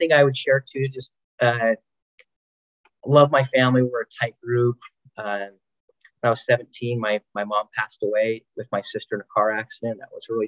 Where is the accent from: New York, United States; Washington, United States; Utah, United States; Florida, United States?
Utah, United States; Salt Lake City; born and raised in Utah, went to Highland High School, grew up in Sugar House